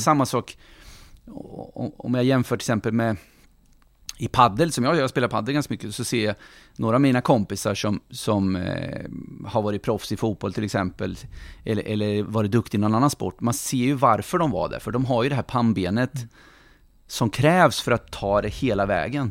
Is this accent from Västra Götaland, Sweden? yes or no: no; Norrköping, Östergötland, Sweden; also born or lived in Finspång; jag är född i Finspång, uppvuxen i Norrköping hela mitt liv och det här är min stad